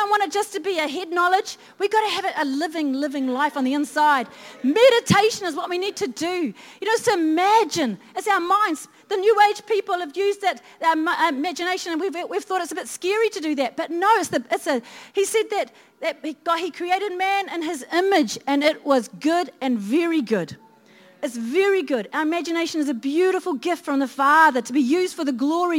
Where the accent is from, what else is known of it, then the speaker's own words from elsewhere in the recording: Christchurch, Canterbury, New Zealand; I was brought up in Christchurch